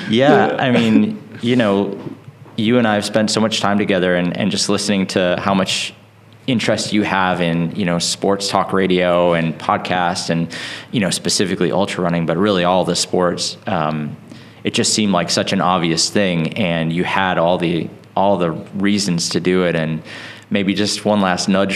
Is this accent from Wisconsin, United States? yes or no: yes; Wisconsin, United States; I grew up in Wisconsin in the middle of nowhere